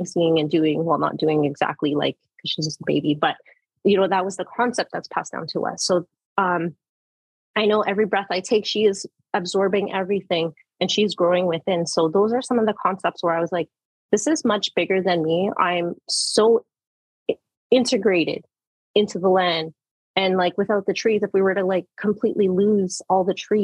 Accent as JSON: {"language": "English", "area": "Manitoulin Island", "region": "Ontario", "country": "Canada", "tie": "born or raised there", "said": "I was born and raised on Manitoulin, my education primarily in Wiki from daycare all the way to high school"}